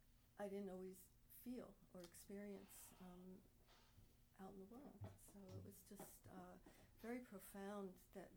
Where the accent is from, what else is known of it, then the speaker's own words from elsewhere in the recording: New York, United States; growing up in New York, most doors are always closed.